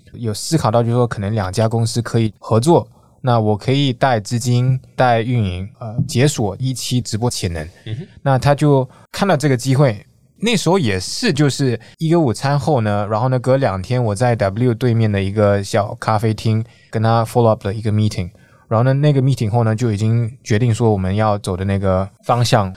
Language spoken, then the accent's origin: Chinese; Singapore; moved away as an adult; now in Taiwan; 我是新加坡人，我今年三十六岁。 在下一部长大，然后呢是在二零一四年左右呢才开始在台湾花多一点时间